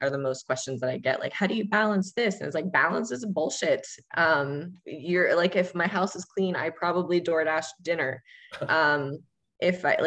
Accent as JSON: {"language": "English", "region": "Ohio", "country": "United States", "tie": "born or raised there", "moved": "yes", "said": "in my hometown at the time in the middle of nowhere, Ohio"}